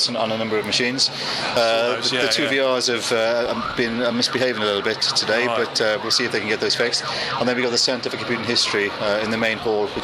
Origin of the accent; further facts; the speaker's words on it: Warwickshire, West Midlands, United Kingdom; I'm from Warwickshire, so I live there.